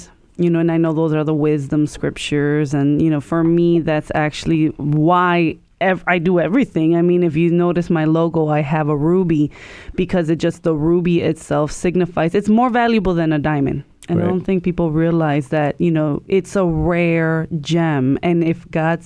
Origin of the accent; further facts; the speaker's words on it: Chicago, Illinois, United States; I grew up in Chicago